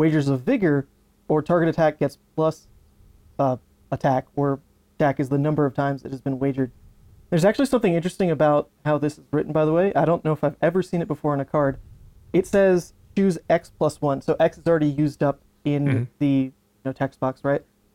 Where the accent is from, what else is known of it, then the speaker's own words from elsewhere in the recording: Louisiana, United States; I'm from Louisiana, so there is definitely no snow down there